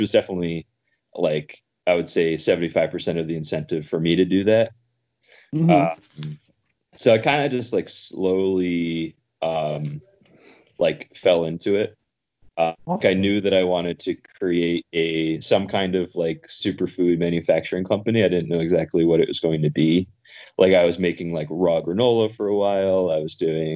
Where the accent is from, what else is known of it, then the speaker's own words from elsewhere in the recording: Albany, New York, United States; also born or lived in Plattsburgh / Troy / Central America / West Coast; I was born in Albany, so I've got a lot of family here.